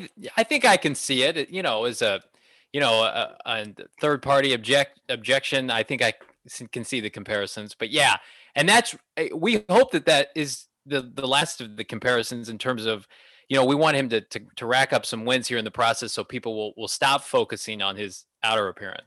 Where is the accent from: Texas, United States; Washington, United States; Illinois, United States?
Illinois, United States; We're from the Midwest. I grew up in Illinois, so hence, you know, 2 hours away from St. Louis.